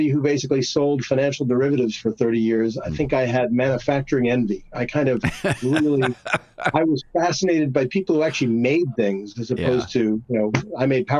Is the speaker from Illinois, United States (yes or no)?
no; New York, United States; moved away; also born or lived in Boston; growing up in New York